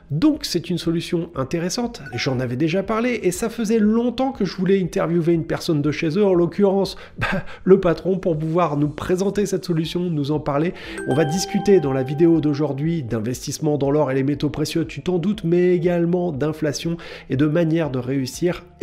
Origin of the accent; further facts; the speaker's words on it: France; chez nous en France